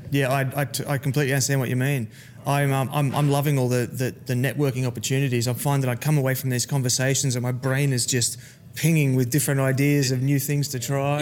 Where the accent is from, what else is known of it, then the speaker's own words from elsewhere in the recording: Gold Coast, Queensland, Australia; I'm from the Gold Coast of Australia